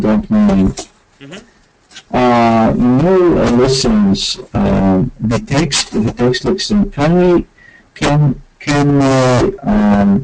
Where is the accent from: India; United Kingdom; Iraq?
Iraq; English is a second language; moved away as an adult; now in Amherst, United States; I'm not a native speaker. I'm from Iraq